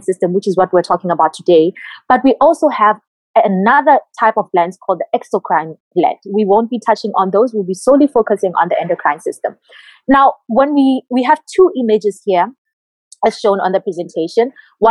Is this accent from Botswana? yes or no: yes; Botswana; moved away as an adult; now in Cuba; my home country in Botswana